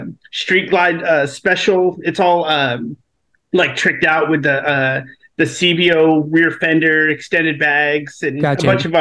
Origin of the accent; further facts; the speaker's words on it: Paradise, California, United States; I grew up as a military brat, but primarily grew up in a little small town that's only recently, well, not recently, a couple years ago hit the news big time. It's a place called Paradise, California.